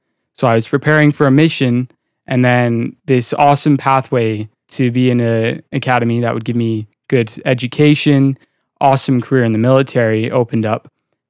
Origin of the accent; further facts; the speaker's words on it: Kentucky, United States; born there; I was born in Kentucky.